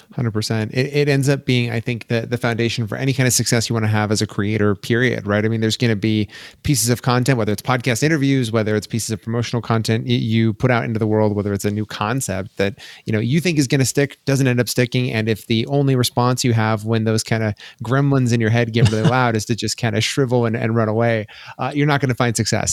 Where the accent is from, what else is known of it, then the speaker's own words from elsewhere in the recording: Colorado, United States; also born or lived in Boulder, Colorado; born and raised in Colorado. I grew up, uh, a little bit, uh, north of Denver